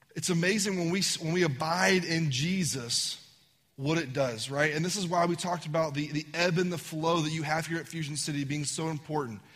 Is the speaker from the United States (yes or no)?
yes; Virginia, United States; I'm from Virginia